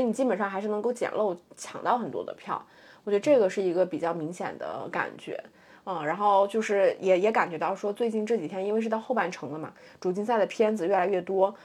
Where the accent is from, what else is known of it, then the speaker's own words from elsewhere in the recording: China; 作为中国人